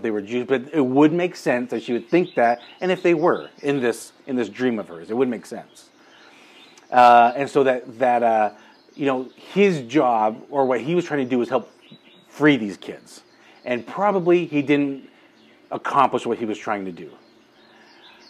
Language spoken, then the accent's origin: English; Utah, United States; we're from Utah. The dominant religion here is Mormon or the LDS Church. I was baptized and raised LDS